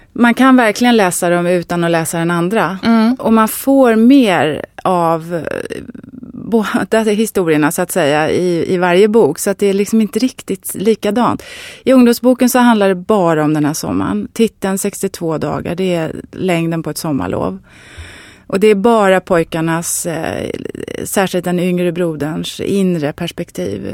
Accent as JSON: {"language": "Swedish", "town": "Varberg", "region": "Halland County", "country": "Sweden", "tie": "born or raised there", "said": "Jag är född i Varberg och jag var alla somrar när jag var liten på ett särskilt ställe där."}